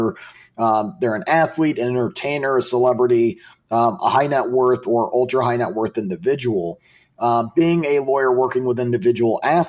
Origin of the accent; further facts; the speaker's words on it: Colorado Springs, Colorado, United States; I grew up in Colorado Springs